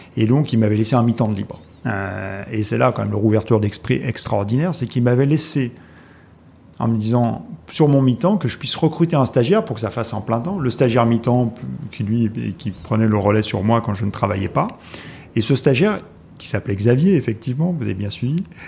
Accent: Haute-Savoie, Auvergne-Rhône-Alpes, France; moved away as an adult; also born or lived in Strasbourg; now in Paris, France; Je suis originaire de Haute-Savoie.

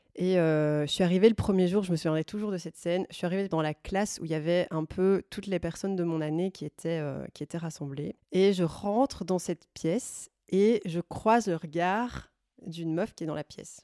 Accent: Brussels, Brussels-Capital Region, Belgium; je viens de Bruxelles

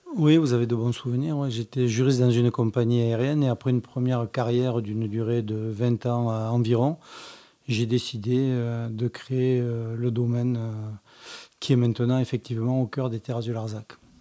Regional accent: Languedoc, Occitania, France; also born or lived in Montpellier; je suis originaire du Languedoc, je suis catalan par mon père et lozérien euh, par ma mère

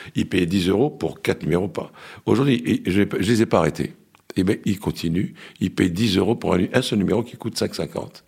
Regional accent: Lebanon; now in France; le Liban, mon pays d'origine

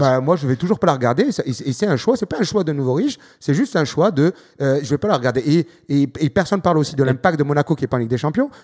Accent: France; Je suis français

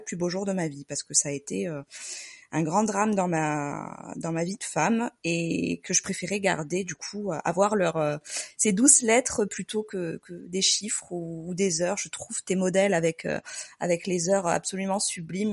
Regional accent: Marseille, Provence-Alpes-Côte d'Azur, France; now in Lyon, France; on habite à Lyon et on est originaire de Marseille.

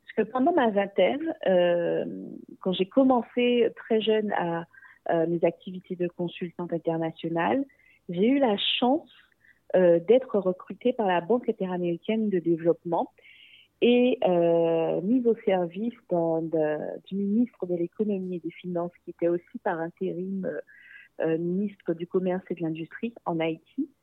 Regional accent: Guadeloupe; une jeune femme métisse d'origine afro et aussi indo-descendante de la Guadeloupe

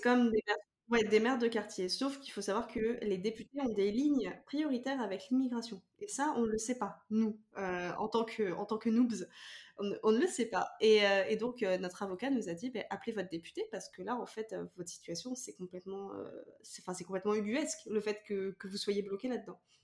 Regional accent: France; now in Canada; en tant que française

